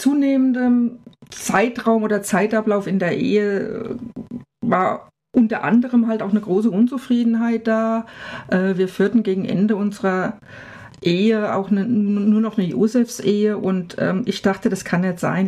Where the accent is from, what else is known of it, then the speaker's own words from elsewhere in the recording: village about 20 km from Frankfurt, Hesse, Germany; moved away as an adult; now in Freiburg, Germany; Frankfurt ist ungefähr 20 Kilometer weg, aber tiefstes Land